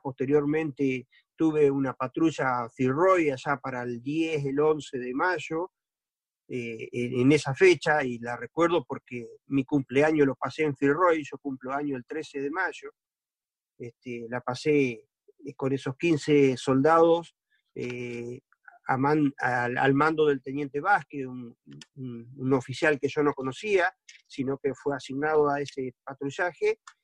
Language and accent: Spanish; Entre Ríos, Argentina; Soy de Entre Ríos, sí, siempre viví acá.